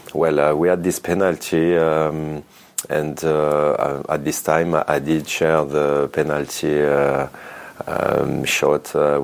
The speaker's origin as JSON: {"language": "English", "town": "Grenoble", "region": "Auvergne-Rhône-Alpes", "country": "France", "tie": "born or raised there", "also_born_or_lived": "Chambéry", "second_language": "English", "moved": "as an adult", "lives_now": "Italy", "said": "I come from the mountains. I was born in Chambéry. And I grew up in Grenoble, so like basically 30 minutes from the skiing station."}